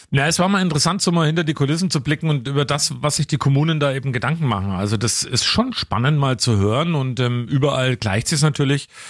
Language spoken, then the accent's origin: German; Franconia, Bavaria, Germany; ich komme aus Franken